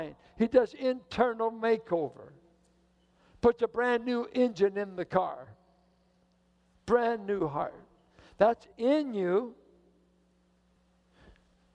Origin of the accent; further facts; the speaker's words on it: Richmond, United States; I grew up in Richmond.